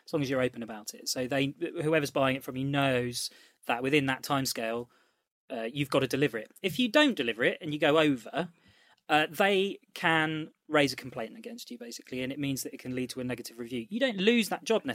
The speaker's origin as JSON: {"language": "English", "country": "United Kingdom", "accent": "British", "said": "I will do it in my British accent"}